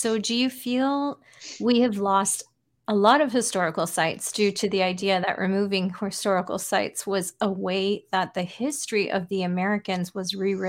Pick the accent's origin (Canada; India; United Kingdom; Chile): Canada; Toronto, Ontario; moved away as an adult; also born or lived in Boston; I was born and raised in Toronto